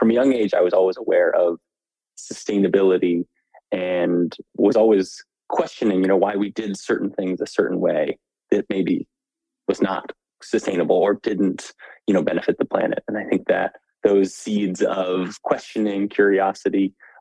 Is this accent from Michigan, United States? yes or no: no; Albuquerque, New Mexico, United States; moved away as an adult; now in Washington, DC, United States; I grew up in Albuquerque, New Mexico. Spent all my adolescent, teenage years there.